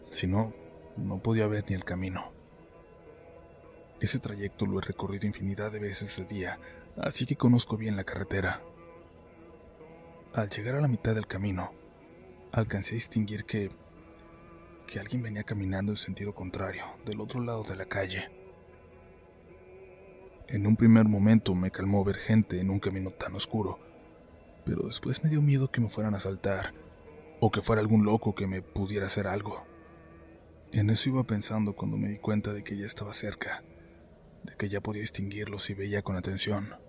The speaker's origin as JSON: {"language": "Spanish", "town": "Taxco de Alarcón", "region": "Guerrero", "country": "Mexico", "said": "Soy de Tasco de Alarcón en Guerrero, más precisamente de un barrio en las afueras que se llama Casaguates."}